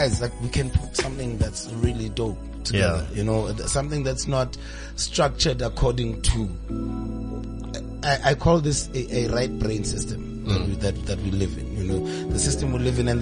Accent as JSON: {"language": "English", "town": "Welkom", "region": "Free State", "country": "South Africa", "tie": "born or raised there", "said": "we grew up together in Velcom"}